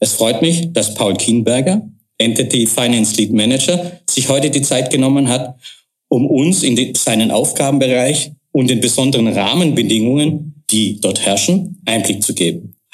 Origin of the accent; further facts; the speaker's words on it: Germany; Ich glaube, selbst ich als Deutscher habe das herausgehört.